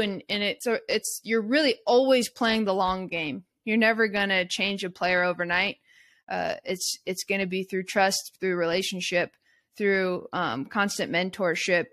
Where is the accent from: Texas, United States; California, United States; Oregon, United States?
Oregon, United States; Eugene; I grew up in Eugene, Oregon